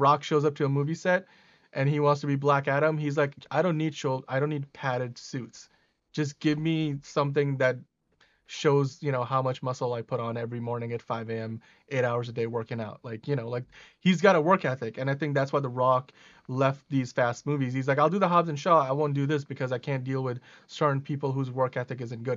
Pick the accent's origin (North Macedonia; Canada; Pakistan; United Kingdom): Pakistan; moved away; I was born in Pakistan